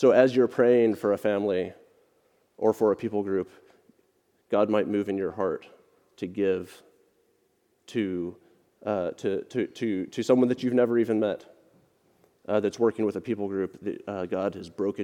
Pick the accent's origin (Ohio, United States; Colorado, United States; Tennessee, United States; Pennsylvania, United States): Colorado, United States; Littleton; moved away; we're from Littleton, suburban Denver, Colorado